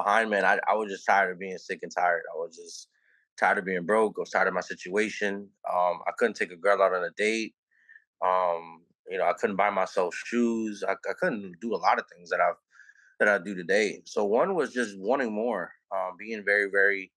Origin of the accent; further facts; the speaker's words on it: New Orleans, Louisiana, United States; I'm from New Orleans, Louisiana, born and raised.